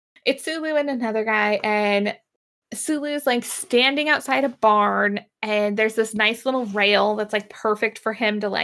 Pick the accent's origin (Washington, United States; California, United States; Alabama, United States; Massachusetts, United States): Washington, United States; Sedro-Woolley; I grew up in Cedar Woolley